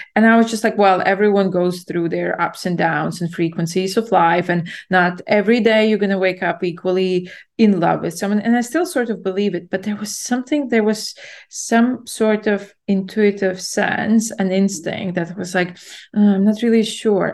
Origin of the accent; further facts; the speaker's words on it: Latvia; moved away as an adult; also born or lived in London, United Kingdom; I'm born and raised in Latvia, and then I moved to the U K to study in university in London when I was, yeah, in my early twenties.